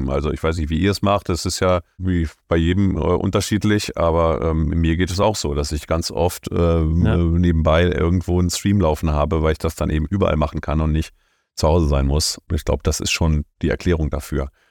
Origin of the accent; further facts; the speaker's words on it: Berlin, Germany; da muss ich als Berliner